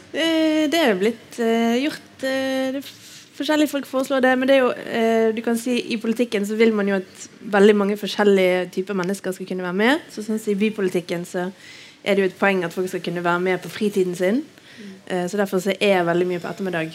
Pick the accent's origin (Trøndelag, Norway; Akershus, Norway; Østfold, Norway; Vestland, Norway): Vestland, Norway; Bergen; Jeg er bergenser, bor på Nygårdshøyden.